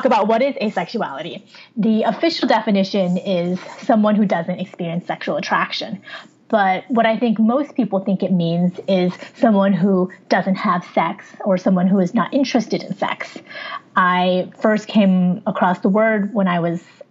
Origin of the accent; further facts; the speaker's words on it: near San Francisco, California, United States; also born or lived in Wuhan, China; where I grew up in the United States is near San Francisco in California, a state in the Western United States